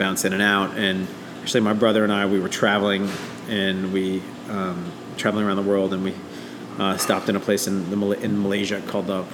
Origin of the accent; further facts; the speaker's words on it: New Orleans, Louisiana, United States; I'm from New Orleans, really, really deep roots in the city